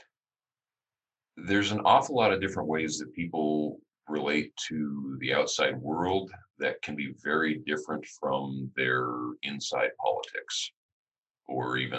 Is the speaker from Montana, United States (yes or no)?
yes; Missoula, Montana, United States; I actually grew up in Missoula.